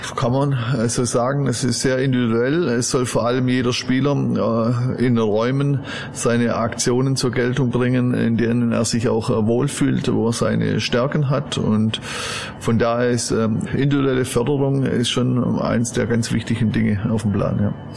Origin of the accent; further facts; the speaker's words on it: Stuttgart area, Baden-Württemberg, Germany; first language German; moved away as an adult; also born or lived in Cologne / Westallgäu; now in Wolfsberg, Austria; Ich bin in Süddeutschland äh, aufgewachsen, im Gürtel von äh, Stuttgart